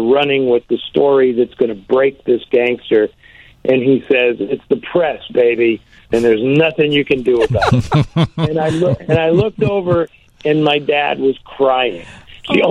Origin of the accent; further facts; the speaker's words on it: San Francisco, California, United States; San Francisco, which is my hometown